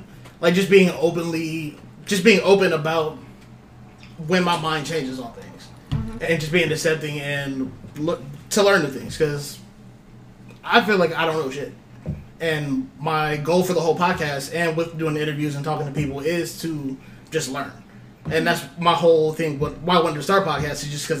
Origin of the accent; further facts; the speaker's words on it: Pataskala, Ohio, United States; growing up in Pataskala